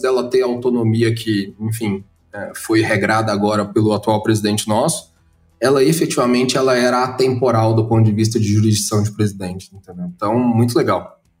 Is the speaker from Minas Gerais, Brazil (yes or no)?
no; Goiás, Brazil; now in São Paulo, Brazil; lá na minha terra, eu sou de Goiás